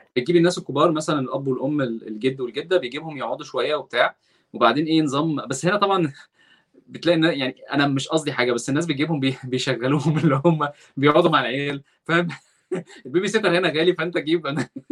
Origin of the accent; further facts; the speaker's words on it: Egypt; moved away as an adult; now in Redwood City, United States; انا مصري وبتكلم عربي ومسلم